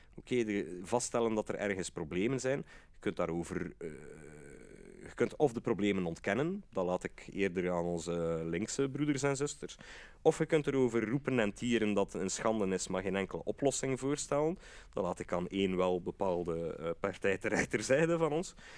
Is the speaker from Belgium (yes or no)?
yes; Brussels, Brussels-Capital Region, Belgium; als Brusselaar